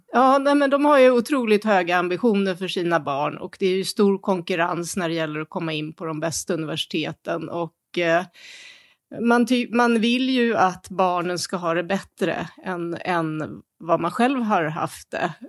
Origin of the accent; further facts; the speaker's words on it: Sweden; now in Beijing, China; som svensk